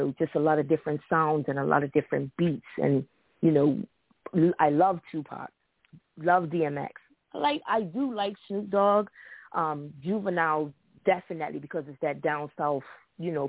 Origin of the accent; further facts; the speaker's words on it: Bermuda; now in United States; I'm from Bermuda. Bermuda is a small tropical island, 2 hours and 15 minutes away from New York